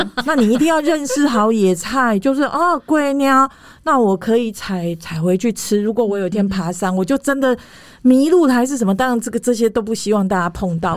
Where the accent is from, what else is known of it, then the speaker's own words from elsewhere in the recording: Taipei, Taiwan; 我小的时候就是我们同学都在台北长大